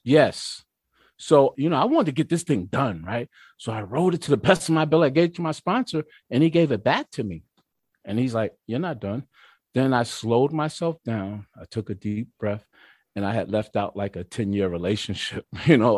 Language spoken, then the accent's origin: English; Mount Vernon, New York, United States; also born or lived in White Plains, New York; now in Peekskill, United States; I was raised in Mount Vernon, New York.